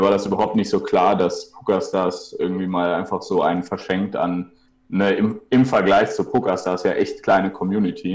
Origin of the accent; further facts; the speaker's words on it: Cologne, North Rhine-Westphalia, Germany; ich komme ja aus Köln